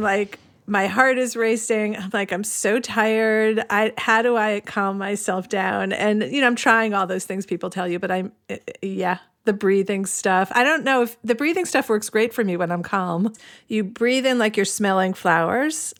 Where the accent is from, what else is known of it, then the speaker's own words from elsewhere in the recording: United States; now in Cleveland, United States; I grew up on the Long Island Sound